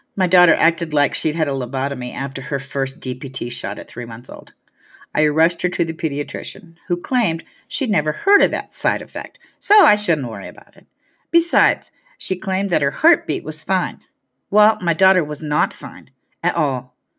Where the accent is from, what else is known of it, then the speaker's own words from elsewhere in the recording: Hayward, California, United States; also born or lived in San Francisco; my hometown in Hayward